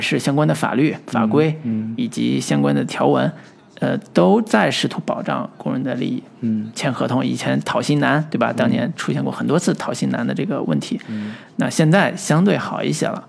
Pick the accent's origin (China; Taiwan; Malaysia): China; 我们中国人多吃苦耐劳啊